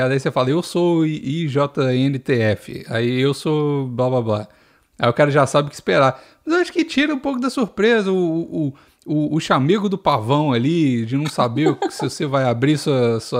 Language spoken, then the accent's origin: Portuguese; Minas Gerais, Brazil; accent: Mineiro; Fiquei assim, com coisa de, de, de ter perdido um pouco o meu sotaque mineiro. Agora eu tô forçando meu sotaque mineiro.